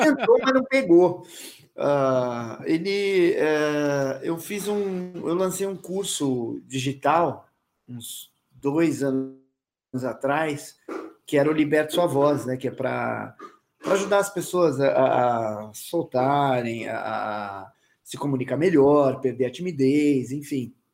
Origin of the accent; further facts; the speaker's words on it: São Paulo, Brazil; eu sou paulista